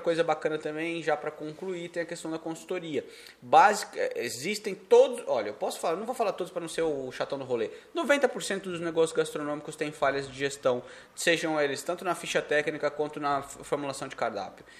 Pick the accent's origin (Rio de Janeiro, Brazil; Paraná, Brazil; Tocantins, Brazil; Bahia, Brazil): Paraná, Brazil; also born or lived in São Paulo (state); now in São Paulo state, Brazil; Eu aqui sou do Paraná, eu e do Paraná, moramos agora no estado de São Paulo.